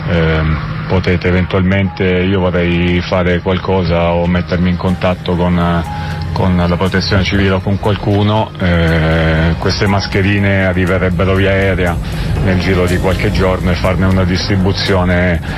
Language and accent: Italian; Rome, Lazio, Italy; sono di Roma